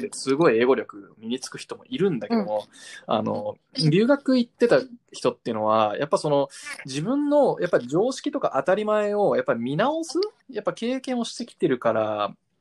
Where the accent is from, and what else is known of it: Japan; born or raised there; also born or lived in United States